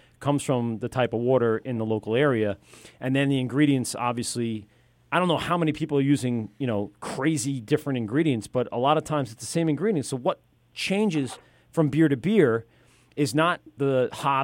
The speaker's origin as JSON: {"language": "English", "town": "Amityville", "region": "New York", "country": "United States", "tie": "born or raised there", "said": "a kid I grew up with in Amityville"}